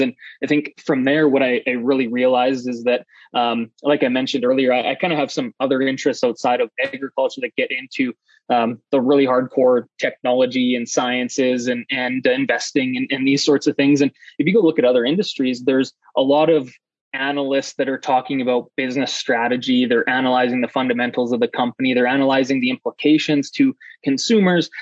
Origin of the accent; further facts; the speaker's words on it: Saskatchewan, Canada; now in Calgary, Canada; I'm Canadian. I'm from uh, Saskatchewan, Canada originally. I now live in, in Calgary, Alberta